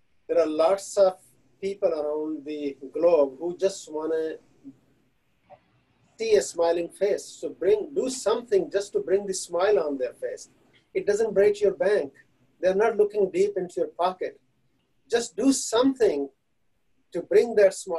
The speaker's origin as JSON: {"language": "English", "country": "India", "tie": "born or raised there", "moved": "as an adult", "lives_now": "United States", "said": "I was born and raised in India, but I'm proud to be called American citizen"}